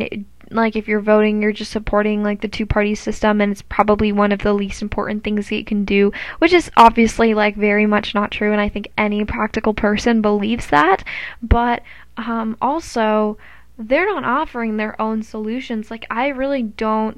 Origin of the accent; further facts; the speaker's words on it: United States; we as the American people